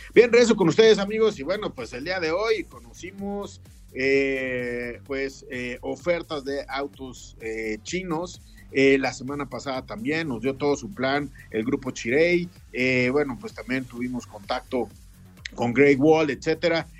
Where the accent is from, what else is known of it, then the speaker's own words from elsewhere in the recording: Mexico; como mexicanos